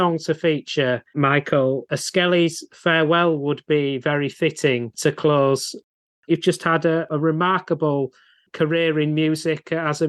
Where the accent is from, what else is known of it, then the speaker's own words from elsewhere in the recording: Leeds, Yorkshire and the Humber, United Kingdom; I'm from Leeds.